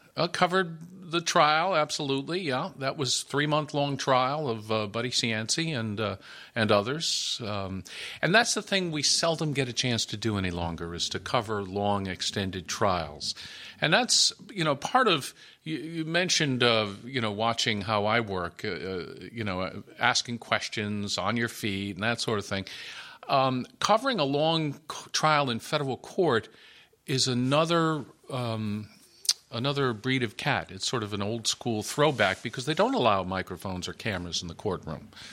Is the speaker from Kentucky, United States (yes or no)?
no; Connecticut, United States; now in Providence, United States; I grew up in Connecticut